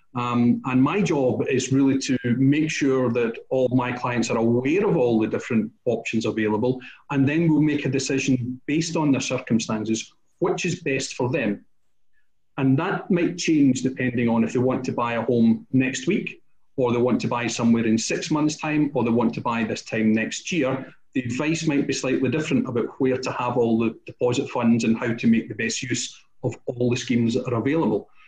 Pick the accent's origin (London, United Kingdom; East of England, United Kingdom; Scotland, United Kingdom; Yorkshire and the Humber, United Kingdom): Scotland, United Kingdom; we're Scottish